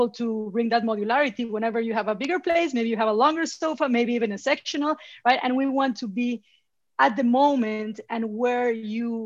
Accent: Mexico City, Mexico; English is a second language; moved away as an adult; now in New York, United States; I'm Mexican. You know, I was born and raised in Mexico City

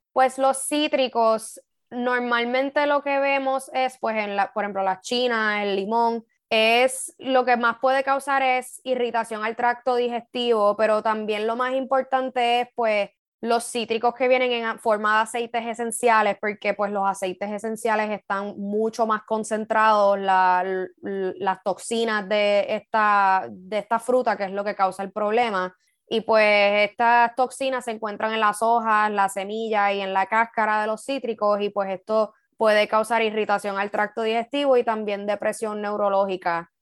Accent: Puerto Rico; como puertorriqueños

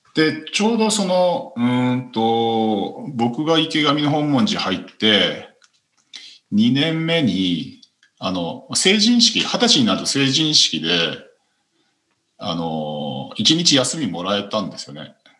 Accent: Hokkaido, Japan; 北海道の道民としては

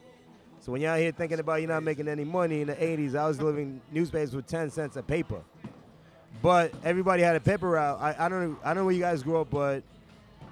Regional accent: New York City, New York, United States; I grew up in the Upper East Side.

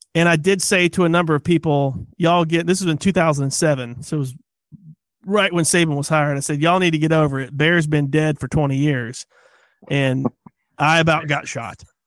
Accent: Tennessee, United States; we're from Tennessee

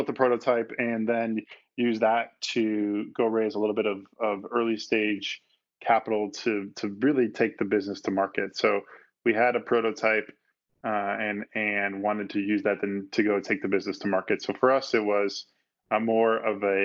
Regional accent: Chicago, Illinois, United States; moved away as an adult; also born or lived in San Francisco; I grew up in the Midwest, so I grew up in Chicago

